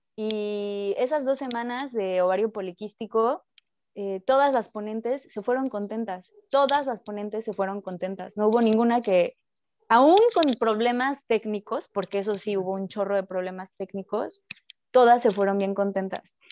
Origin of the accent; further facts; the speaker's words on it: Mexico; moved away as an adult; now in France; Nosotros, los mexicanos